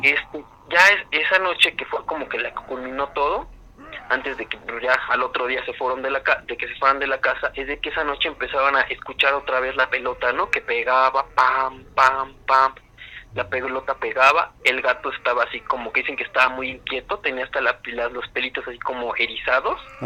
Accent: San Rafael, State of Mexico, Mexico; yo soy del Estado de México, de una zona que está cerca de los volcanes del Iztaccíhuatl y el Popocatépetl.

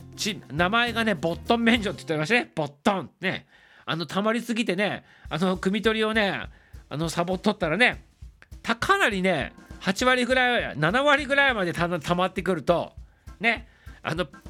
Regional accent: Toyama, Japan; now in Tokyo, Japan; 富山の出身でございます

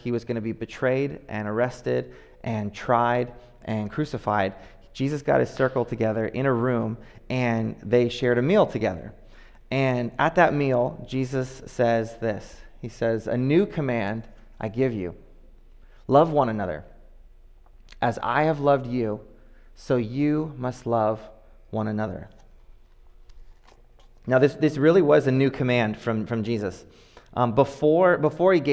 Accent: Oakland, California, United States; growing up in Oakland

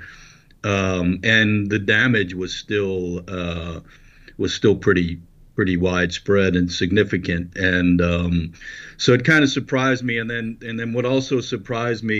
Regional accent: New Orleans, Louisiana, United States; moved away as an adult; now in Lake Charles, United States; I'm from Louisiana. I'm from the New Orleans area.

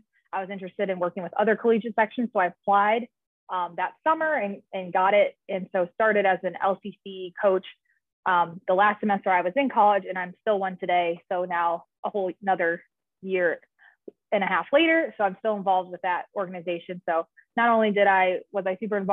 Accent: Naperville, Illinois, United States; moved away as an adult; also born or lived in Columbus, Ohio; now in Los Angeles, United States; I'm originally from Naperville, Illinois, which is a suburb outside of Chicago.

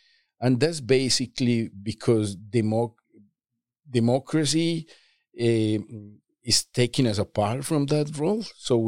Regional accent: Medellin, Antioquia, Colombia; I grew up in Medellin, Colombia, which was at the time the most violent city of the world

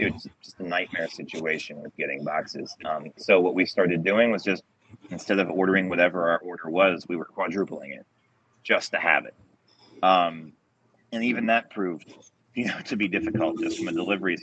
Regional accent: Delaware, United States; growing up in Delaware, where they claim the Italian sandwich was actually invented

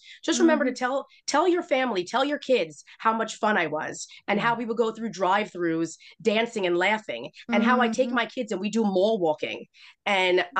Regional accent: New York City, New York, United States; I'm a girl from Queens

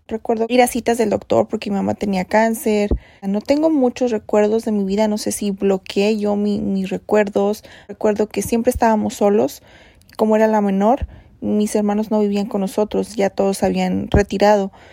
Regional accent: Los Angeles, California, United States; Yo nací en Los Ángeles, California.

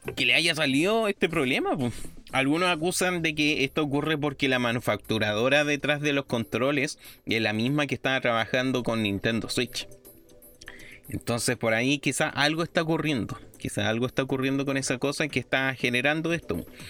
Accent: Chile; todos los chilenos somos

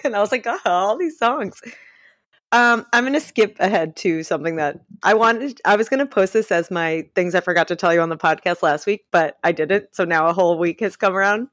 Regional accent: New York City, New York, United States; I'm trash from Staten Island

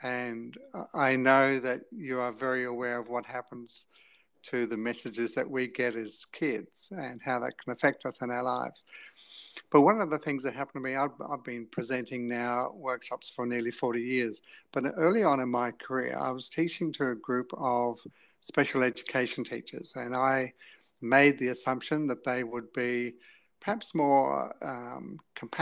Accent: England, United Kingdom; moved away as an adult; also born or lived in New Zealand; now in Australia; we left when I was 7 years of age to go to England. So I was in England from 7 to 20

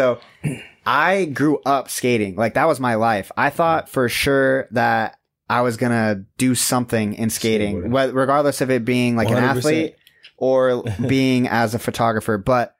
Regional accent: Tempe, Arizona, United States; I grew up in Tempe.

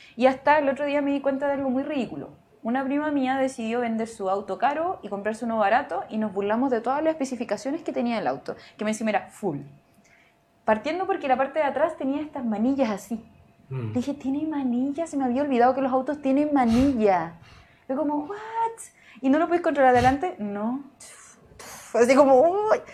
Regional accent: Arica, Arica y Parinacota, Chile; yo soy de Arica

